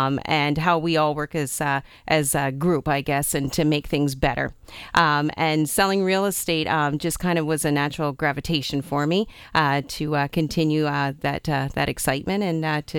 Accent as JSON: {"language": "English", "town": "Amherstburg", "region": "Ontario", "country": "Canada", "tie": "born or raised there", "said": "I too am from the community, and I grew up in Amherstburg."}